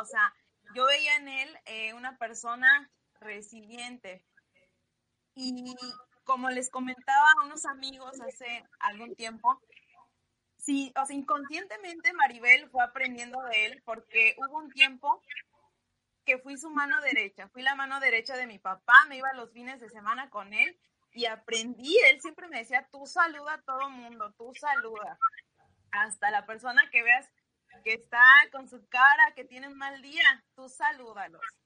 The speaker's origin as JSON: {"language": "Spanish", "town": "Xicotepec de Juárez", "region": "Puebla", "country": "Mexico", "tie": "born or raised there", "moved": "as an adult", "lives_now": "Yucatán, Mexico", "said": "yo soy originaria de la Sierra Norte de Puebla, Chicotepec de Juárez, Puebla, y radico en Yucatán ya aproximadamente hace 15 años"}